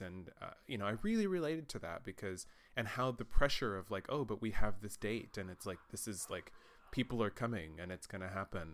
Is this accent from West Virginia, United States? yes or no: no; Texas, United States; now in Germany; I grew up in Texas as well